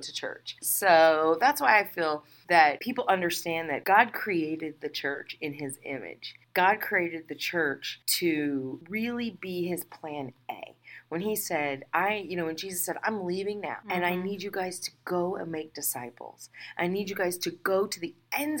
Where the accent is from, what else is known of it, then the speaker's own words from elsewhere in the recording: the South, United States; I'm from the South, which is pretty laid back